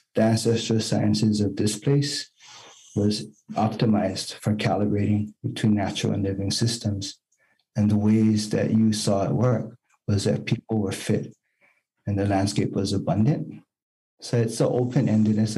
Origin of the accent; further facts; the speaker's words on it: Hawaii, United States; I'm Native Hawaiian